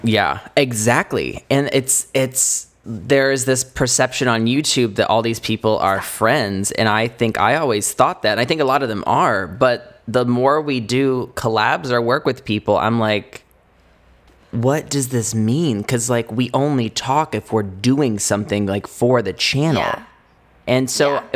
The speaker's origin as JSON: {"language": "English", "region": "Indiana", "country": "United States", "moved": "as an adult", "lives_now": "Los Angeles, United States", "said": "we're from Indiana"}